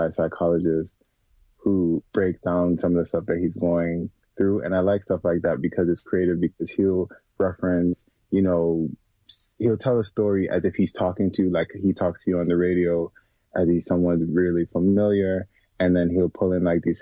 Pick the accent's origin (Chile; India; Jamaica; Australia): Jamaica; now in United States; I was born and raised in Jamaica and I grew up around Black people.